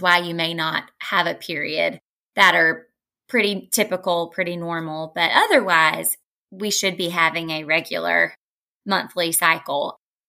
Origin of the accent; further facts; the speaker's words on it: the South, United States; I grew up obviously in the South. And so, you know, we have a lot of comfort dishes that have a ton of butter and condensed, you know